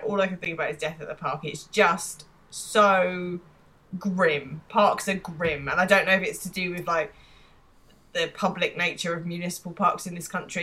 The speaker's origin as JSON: {"language": "English", "region": "England", "country": "United Kingdom", "said": "I'm English"}